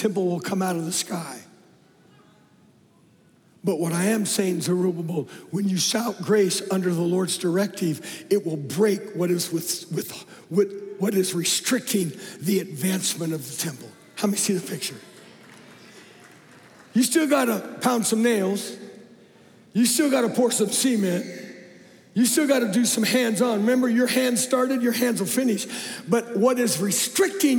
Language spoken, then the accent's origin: English; Phoenix, Arizona, United States; moved away as an adult; also born or lived in Oakhurst, California; I'm a city boy. I don't know how in the world I got there. I'm from Phoenix Metroplex